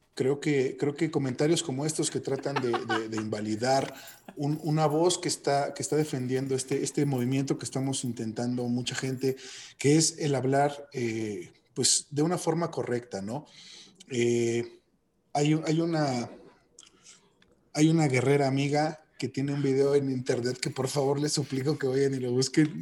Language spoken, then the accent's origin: Spanish; Mexico; como mexicanos